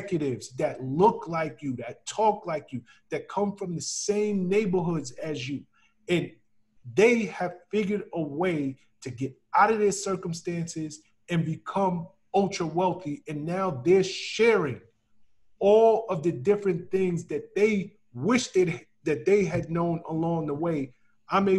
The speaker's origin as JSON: {"language": "English", "town": "New York City", "region": "New York", "country": "United States", "said": "I'm from the South Bronx"}